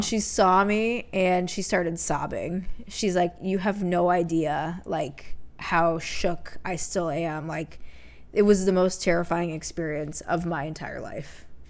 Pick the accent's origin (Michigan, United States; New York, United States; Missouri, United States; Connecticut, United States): Connecticut, United States; moved away; I grew up in Connecticut